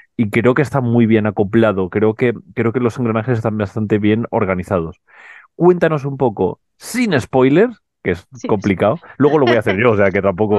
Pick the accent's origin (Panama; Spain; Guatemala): Spain; Canary Islands; yo que además vengo de Canarias